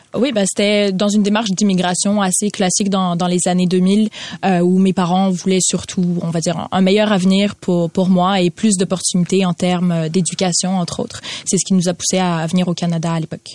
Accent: Ukraine; en tant qu'Ukrainienne

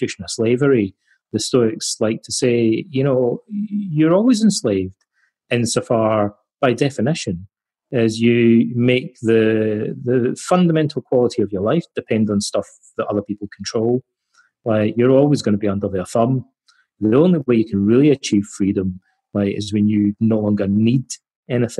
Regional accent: Scotland, United Kingdom; my hometown in Scotland

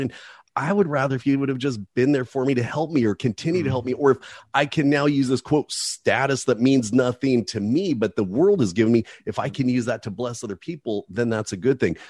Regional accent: Hemet, California, United States; also born or lived in Oakland, California; running amuck around a little town named Hemet, California

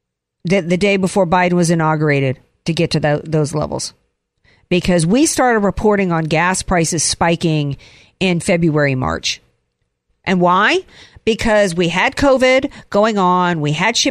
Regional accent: the South, United States; growing up in the South

